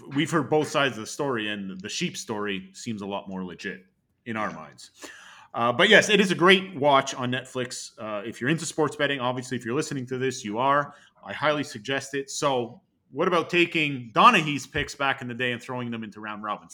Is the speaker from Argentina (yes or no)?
no; Canada; I was rejected as a Canadian